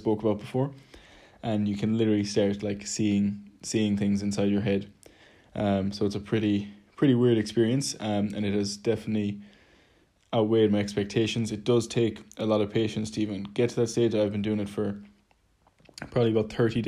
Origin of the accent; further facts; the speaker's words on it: Ireland; moved away; also born or lived in London; being Irish, we naturally speak quite quickly